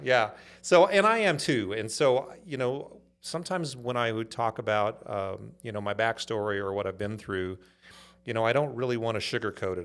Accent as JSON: {"language": "English", "town": "Inglewood", "region": "California", "country": "United States", "tie": "born or raised there", "also_born_or_lived": "Los Angeles, California", "said": "grew up in a, a town called Inglewood"}